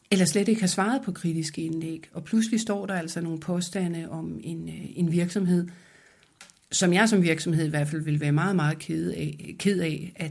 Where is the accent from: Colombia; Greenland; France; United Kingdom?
France; now in Denmark; Da jeg kom til Danmark fra Frankrig, så havde jeg en tendens til at synes, at de der top-down beslutninger var de bedste.